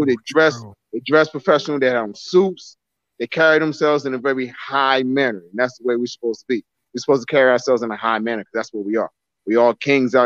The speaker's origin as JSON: {"language": "English", "town": "New York City", "region": "New York", "country": "United States", "tie": "born or raised there", "also_born_or_lived": "New Jersey", "moved": "as an adult", "lives_now": "North Carolina, United States", "said": "I grew up in Brownsville"}